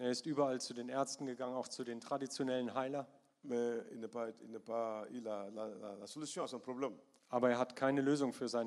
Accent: Bamako, Mali; German is a second language; Manchmal ist das passiert, dass in Sivare weiter im {S1} Norden {S0} oder bei uns in Bamako in der Hauptstadt.

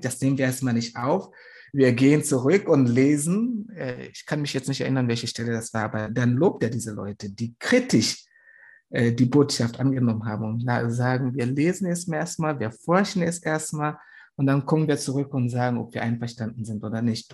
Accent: Tanzania; German is a second language; moved away; von wo ich herkomme

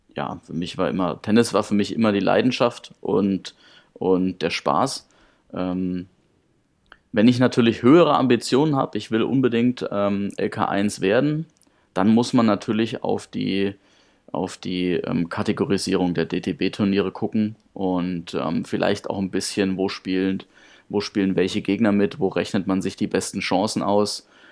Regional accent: Karlstadt, Bavaria, Germany; ich habe angefangen beim TSV Karlstadt. Das ist der Ort, wo ich geboren bin und auch meine komplette Jugend verbracht habe

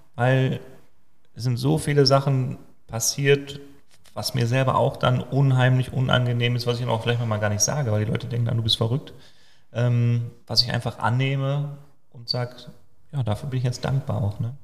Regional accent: Germany; Als Deutscher

